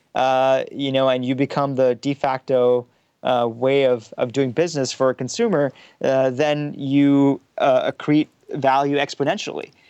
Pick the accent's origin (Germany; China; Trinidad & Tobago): Germany; Frankfurt, Hesse; also born or lived in Pakistan; now in Palo Alto, United States; born in Pakistan. I was, you know, I grew up in some im, immigrant neighborhood in Frankfurt, Germany